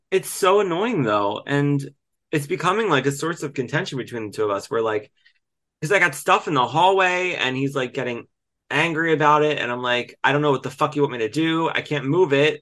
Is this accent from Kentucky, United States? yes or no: no; Delco, Pennsylvania, United States; moved away; also born or lived in Glenolden, Pennsylvania; I'm from Delco and I, you know, lived in Glenolden